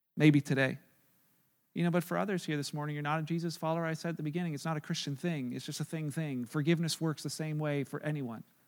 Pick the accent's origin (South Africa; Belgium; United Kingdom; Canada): Canada; we're Canadian